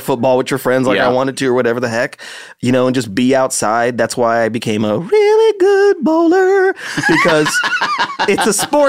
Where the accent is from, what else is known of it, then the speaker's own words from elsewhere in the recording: Las Vegas, Nevada, United States; now in Los Angeles, United States; I did not like growing up in Las Vegas. Like, it's too hot, first of all.